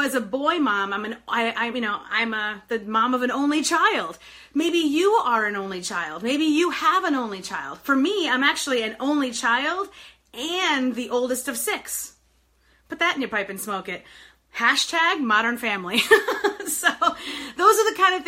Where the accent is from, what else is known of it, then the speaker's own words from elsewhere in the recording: New York, United States; moved away as an adult; now in Detroit, United States; I live in Detroit. I've lived here for 20 years now. But I grew up in New York. I was 23 when I moved here